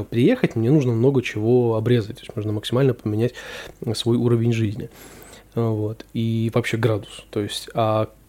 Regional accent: Saint Petersburg, Russia; Родился в Петербурге я, вырос в Петербурге, учился тоже в Петербурге. Я, соответственно, никуда не переезжал.

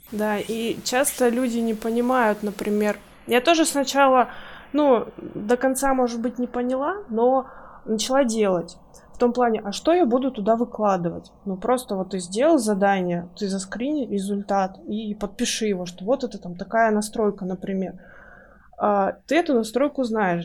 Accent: Russian Far East, Russia; moved away as an adult; now in Kaliningrad, Russia; я жила раньше на Дальнем Востоке, а сейчас мы переехали в Калининград уже, ну, года три, наверное, прошло, или даже четыре

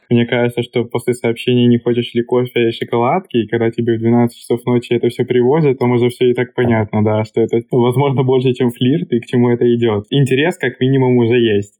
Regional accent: Russia; moved away as an adult; now in Czech Republic; я из России, изучаю чешский

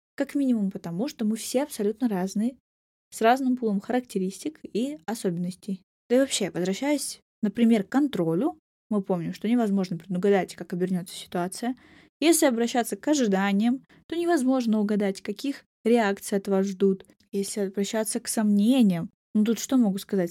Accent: Maykop, Adygea, Russia; moved away; Майкоп, собственно, мой родной город, в котором живет моя семья и часть друзей с детства, маленький город

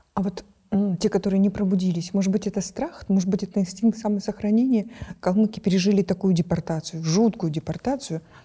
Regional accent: Kyrgyzstan; мы, например, в Центральной Азии

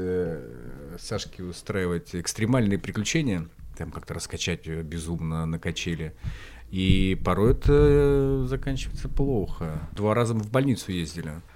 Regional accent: Khanty-Mansiysk, Khanty-Mansi Autonomous Okrug, Russia; в Ханты-Мансийске, в моем родном городе

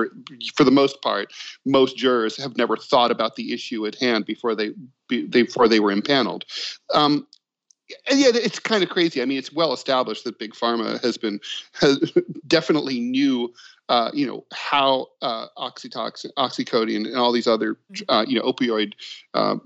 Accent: Dayton, Ohio, United States; I'm from Dayton, Ohio, which was hit very hard by the opioid pandemic

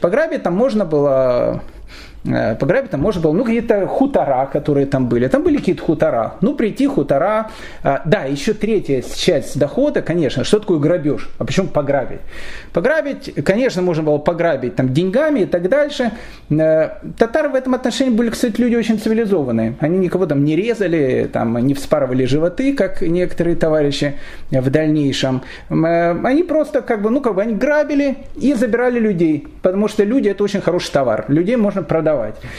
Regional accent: Kyiv, Ukraine; я родился в Киеве

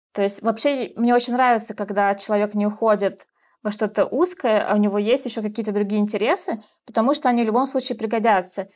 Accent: Russia; moved away as an adult; now in Kazakhstan; я художник из России

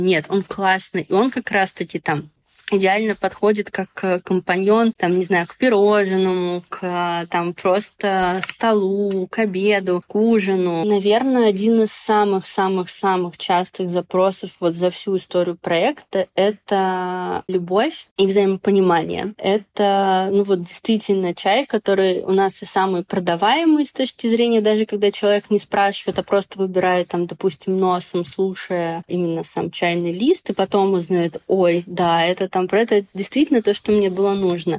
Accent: Moscow, Russia; мы сами вообще из Москвы

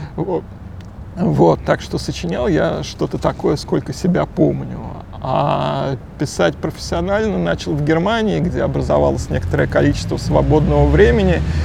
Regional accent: Moscow, Russia; Я родился на Где? окраине. А, район Кузьминок, Рязанский проспект

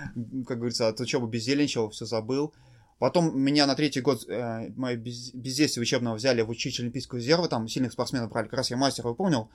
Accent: Tolyatti, Samara Oblast, Russia; я из города Тольятти

